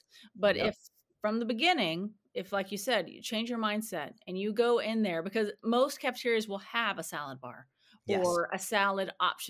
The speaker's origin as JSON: {"language": "English", "region": "Texas", "country": "United States", "lives_now": "San Diego, United States", "said": "I'm from Texas. I'm from a small town outside of Paris, Texas."}